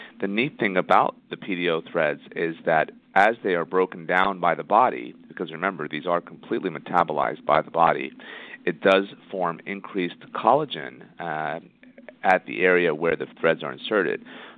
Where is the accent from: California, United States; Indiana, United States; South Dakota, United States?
Indiana, United States; moved away as an adult; also born or lived in Florida / Toronto; now in Los Angeles, United States; originally I'm from Indiana, where I did my undergraduate and medical school work.